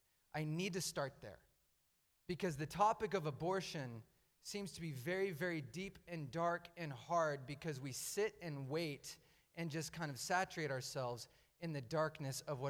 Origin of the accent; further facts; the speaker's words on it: Medford, Oregon, United States; I grew up in the Rogue Valley. I went to South Medford High School, went to Jefferson Elementary School. I grew up here